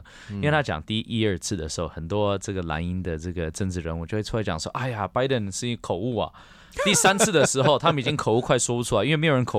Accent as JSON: {"language": "Chinese", "country": "Taiwan", "said": "对我们台湾人而言，对我们自己国家的利益必须更加的清楚。"}